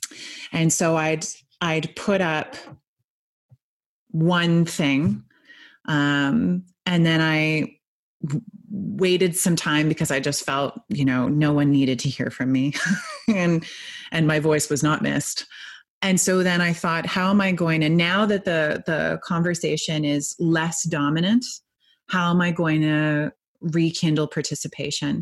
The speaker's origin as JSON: {"language": "English", "country": "Canada", "said": "I also am Canadian. I'm not American"}